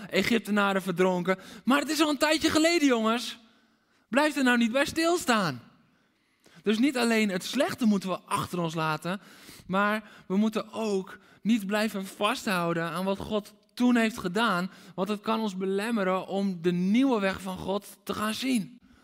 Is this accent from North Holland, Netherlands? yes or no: yes; Aalsmeer, North Holland, Netherlands; Ik ben opgegroeid in Aalsmeer.